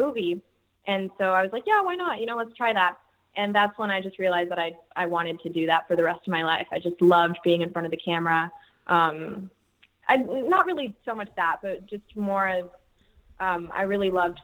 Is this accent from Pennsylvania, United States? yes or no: no; San Antonio, Texas, United States; I'm originally from San Antonio, Texas